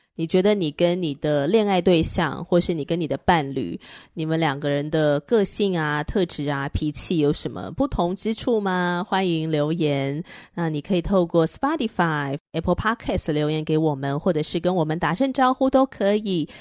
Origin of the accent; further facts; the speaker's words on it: northern Taiwan, Taiwan; 那我是彻头彻尾的北部人啊